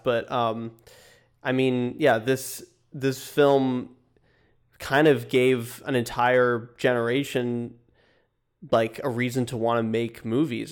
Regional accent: small town north of Los Angeles, California, United States; Mike and I are both from there. It's a, a small town, about an hour and a half north of Los Angeles

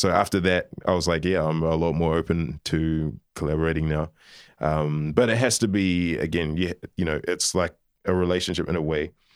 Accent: New Zealand; also born or lived in Liverpool, United Kingdom; moved to New Zealand when I was eighteen months old.

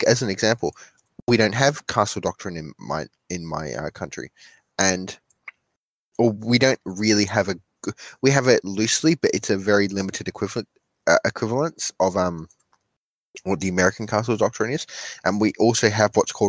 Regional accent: Australia

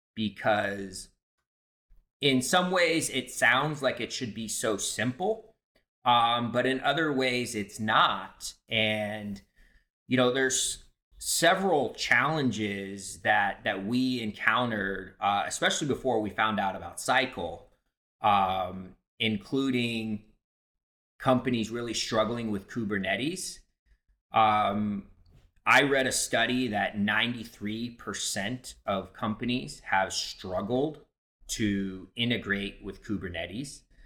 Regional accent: Santa Barbara, California, United States; moved away; I grew up in Santa Barbara, California, one of the most beautiful places in the world.

